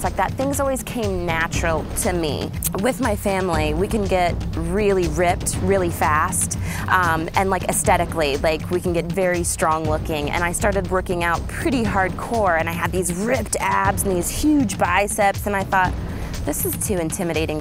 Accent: Kokomo, Indiana, United States; I'm from Kokomo, Indiana

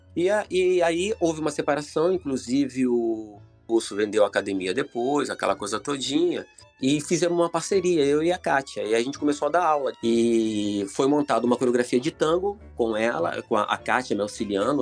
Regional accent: Irajá, Rio de Janeiro, Brazil; also born or lived in São Cristóvão, Rio de Janeiro; Eu sou lá de Irajá, entendeu? Quer dizer, eu, fui nascido e criado em São Cristóvão até uns 7, 8 anos de idade, depois fui para Irajá

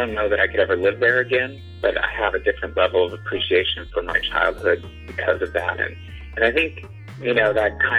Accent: Alaska, United States; also born or lived in Juneau, Alaska / Santa Cruz Mountains area, California; now in Santa Cruz area, United States; growing up in Alaska

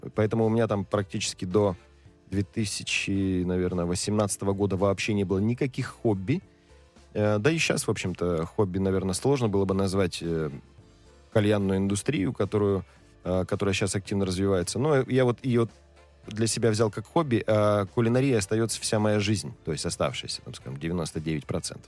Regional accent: Krasnoyarsk Krai, Russia; Я просто рос в деревне

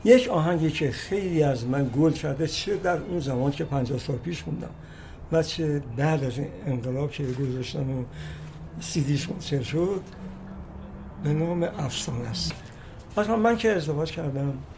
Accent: Kashan, Isfahan, Iran; moved away as an adult; also born or lived in Ravand, Kashan; چهار ماهگی ما اومدیم کاشان رو دیگه موندیم تا 20 سالگی تحصیلات ابتدایی متوسط رو در کاشان گذارندم

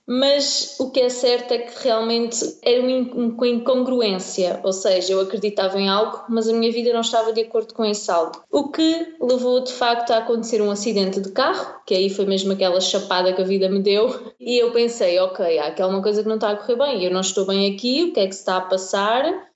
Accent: Algarve, Portugal; moved away as an adult; now in Barcelos, Portugal; sou do Algarve, mais propriamente da Vira, e estou a viver perto de Braga, em Barcelos

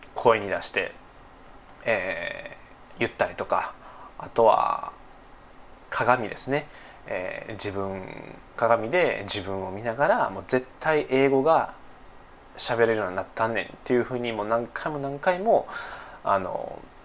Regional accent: Nara, Japan; accent: Kansai dialect; 僕奈良出身で、えー、奈良県在住ですね

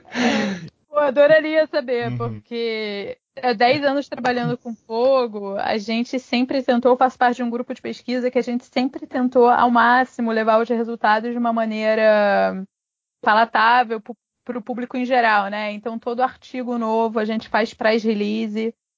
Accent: Brazil; moved away as an adult; now in England; eu sou brasileira

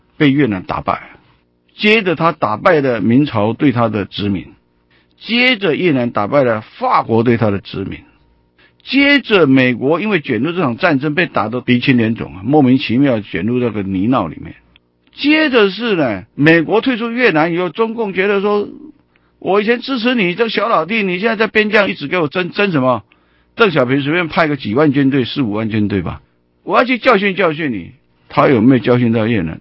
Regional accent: Taiwan; 我们台湾人

